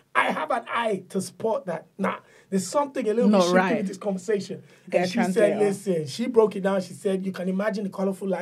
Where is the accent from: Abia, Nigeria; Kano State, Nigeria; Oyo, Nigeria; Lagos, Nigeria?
Oyo, Nigeria; Ibadan; moved away; people like myself growing up in Nigeria